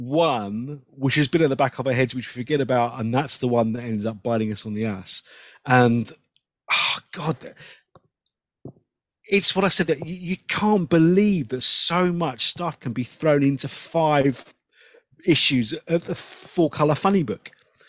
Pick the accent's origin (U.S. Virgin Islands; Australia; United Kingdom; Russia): United Kingdom; England; I'm English and I don't understand it.